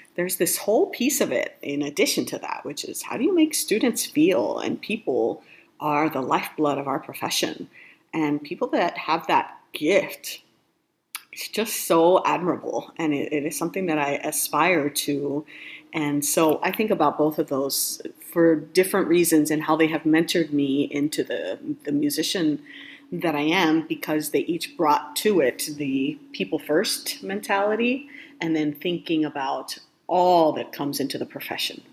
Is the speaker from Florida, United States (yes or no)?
yes; Miami, Florida, United States; I grew up in Miami, Florida